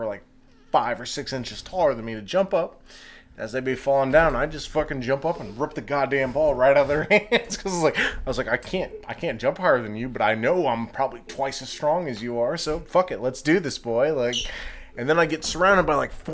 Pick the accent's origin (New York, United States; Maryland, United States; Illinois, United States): Illinois, United States; Chicago; I grew up in Chicago during the Michael Jordan years